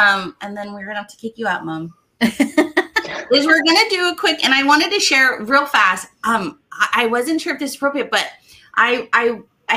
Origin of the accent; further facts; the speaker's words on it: Hawaii, United States; moved away; also born or lived in Louisiana / Texas; I'm from Hawaii